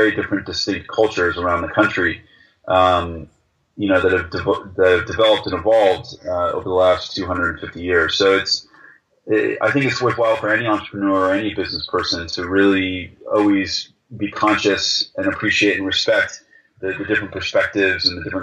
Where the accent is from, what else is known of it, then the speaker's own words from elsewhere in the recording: United States; moved away; as an American.